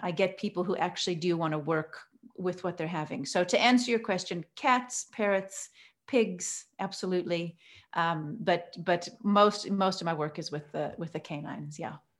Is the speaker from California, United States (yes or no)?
no; Oregon, United States; now in Cape Town, South Africa; I grew up in Oregon, so I'm, I'm American, and I've lived here in South Africa now for many years